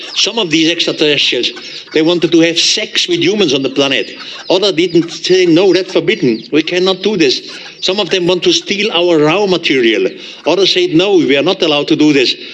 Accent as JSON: {"language": "English", "country": "Switzerland", "accent": "heavy German accent", "second_language": "English", "said": "I'm from Switzerland. Uh, my English is not the best. I still have a heavy German accent"}